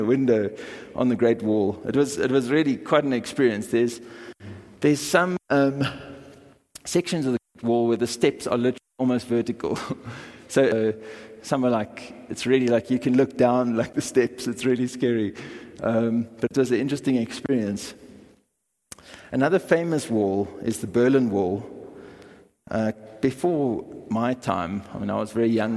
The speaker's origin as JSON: {"language": "English", "town": "Bellville", "region": "Western Cape", "country": "South Africa", "tie": "born or raised there", "also_born_or_lived": "Kraaifontein", "said": "I grew up in Bellville, in Cape Town."}